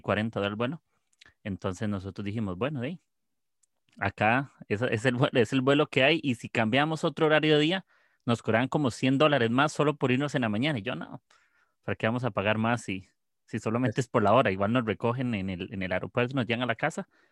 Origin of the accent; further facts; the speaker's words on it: Costa Rica; yo soy de, de Costa Rica.